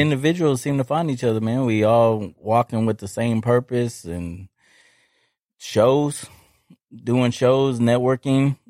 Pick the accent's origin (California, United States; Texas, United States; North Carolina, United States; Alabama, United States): Texas, United States; I'm from Texas